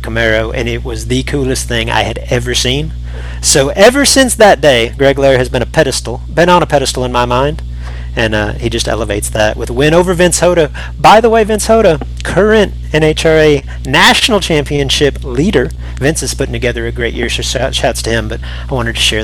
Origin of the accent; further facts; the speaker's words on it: North Texas, United States; The biggest event in our area, growing up in North Texas, was called the Texas Shootout